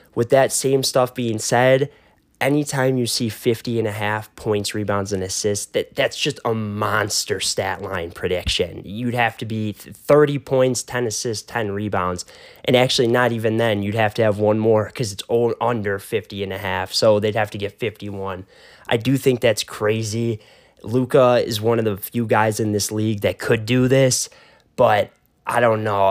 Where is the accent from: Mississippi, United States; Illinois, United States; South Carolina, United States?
Illinois, United States; Chicago; my hometown Bears